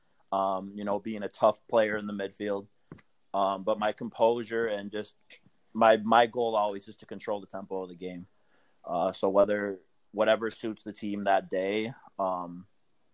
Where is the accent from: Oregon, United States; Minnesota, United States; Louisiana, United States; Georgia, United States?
Minnesota, United States; Minneapolis; moved away; I'm from Minneapolis originally